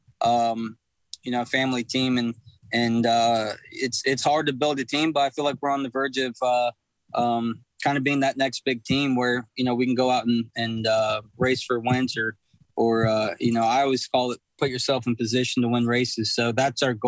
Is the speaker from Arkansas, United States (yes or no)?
no; Texas, United States; I'm from Texas